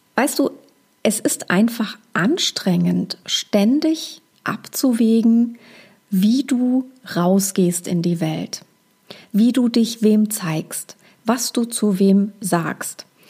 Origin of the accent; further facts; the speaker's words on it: Hesse, Germany; accent: leichter hessischer Akzent; mit meinem leichten hessischen Akzent